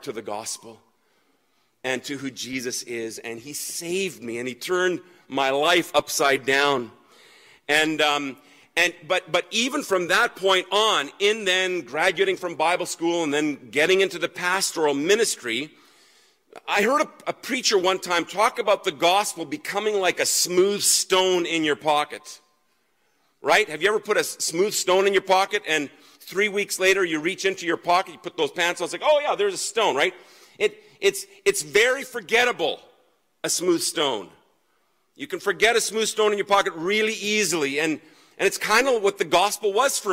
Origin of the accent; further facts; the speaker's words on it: Germany; now in Canada; I grew up in Germany.